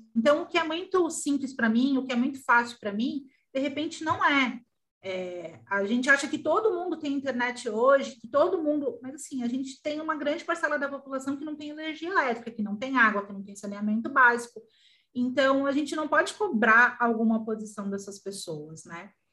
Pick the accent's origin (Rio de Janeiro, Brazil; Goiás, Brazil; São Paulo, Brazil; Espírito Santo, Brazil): São Paulo, Brazil; moved away as an adult; also born or lived in Porto Alegre; now in Gravataí, Brazil; Eu nasci em São Paulo, mas eu moro no Rio Grande do Sul há entre 15 a 12 anos